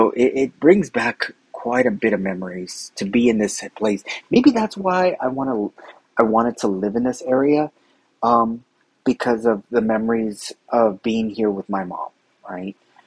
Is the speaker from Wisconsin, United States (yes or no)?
no; Downey, California, United States; I grew up in the city of Downey, right, California